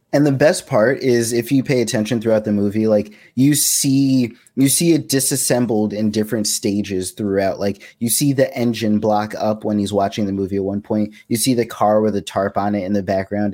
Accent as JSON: {"language": "English", "region": "New York", "country": "United States", "tie": "born or raised there", "said": "where we grew up in New York"}